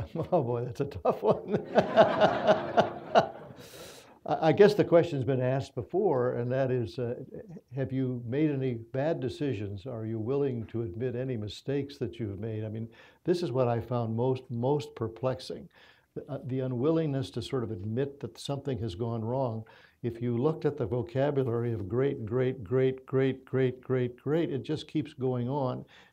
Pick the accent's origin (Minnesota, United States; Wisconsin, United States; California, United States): Minnesota, United States; born there; I was born in Minnesota. I love coming here.